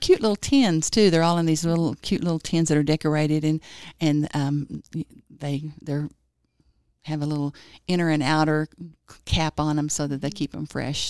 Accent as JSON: {"language": "English", "town": "Springtown", "region": "Texas", "country": "United States", "moved": "as an adult", "lives_now": "Lubbock, United States", "said": "originally I'm from Fort Worth. Well, it's a little town that's, like, west of Fort Worth called Springtown"}